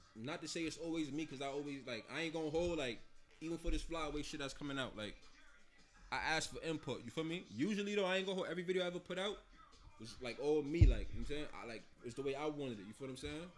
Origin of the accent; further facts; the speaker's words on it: Hartford, Connecticut, United States; also born or lived in Mount Vernon, New York / Yonkers, New York / Jamaica (ancestry); I've been here since I was 10, 11. Yeah. So I officially been out here way longer than I've been out there